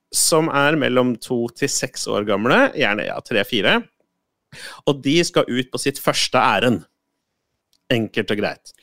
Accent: Moss, Østfold, Norway; hjemme i Moss

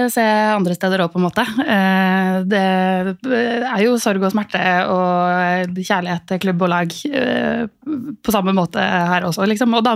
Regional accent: Norway; vi er jo nordmenn, vi er jo sosialt awkward.

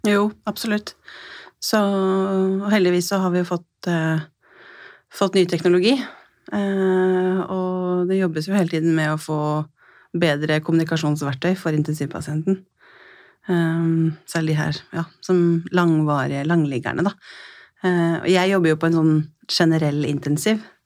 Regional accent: Skien, Telemark, Norway; jeg kommer fra Skien i Telemark og jobber som intensivsykepleier

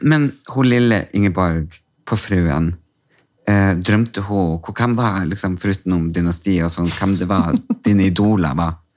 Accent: Storjord, Norway; Storjord, der jeg er fra.

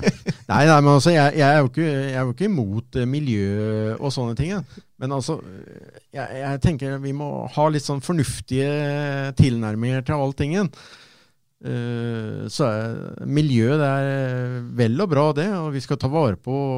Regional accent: Fredrikstad, Østfold, Norway; Jeg kommer jo fra Borge

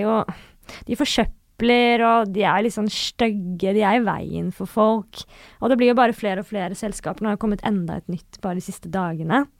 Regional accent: Northern Norway, Norway; accent: Northern Norwegian; jeg snakker veldig mye nordnorsk dialekt

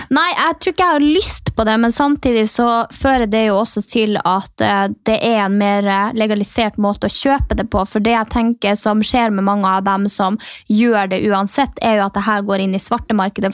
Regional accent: Norway; moved away; der jeg kommer fra, som er Distrikts-Norge

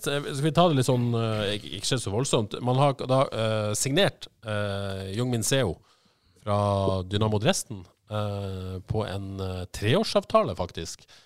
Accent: Haugesund, Rogaland, Norway; jeg spilte jo litt med, med Dion i oppveksten på Eterfjellbanen uh, i Haugesund.

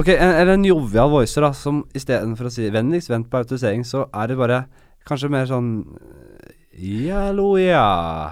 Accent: Oslo, Norway; jeg kommer fra et litt annet sted. Jeg kommer fra Bekkelaget.

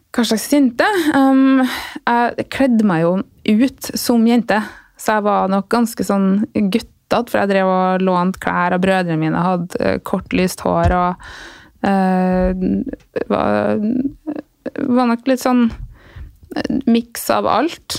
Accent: Flå, Trøndelag, Norway; also born or lived in Sunnfjord; der jeg vokste opp

